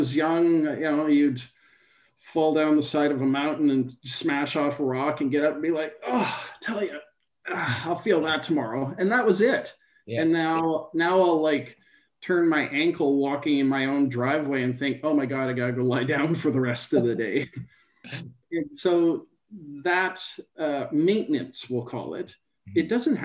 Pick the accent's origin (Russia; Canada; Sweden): Canada; near Thunder Bay, Ontario; I grew up in Canada, not so far from Thunder Bay in Ontario